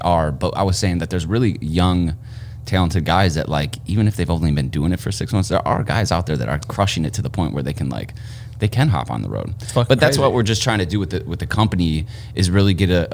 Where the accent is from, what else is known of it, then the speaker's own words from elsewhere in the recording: northwest suburbs of Chicago, Illinois, United States; Born and raised in like the northwest suburbs.